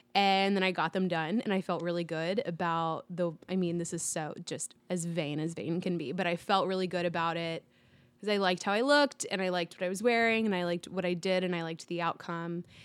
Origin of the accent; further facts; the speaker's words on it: Dallas, Texas, United States; I grew up in Dallas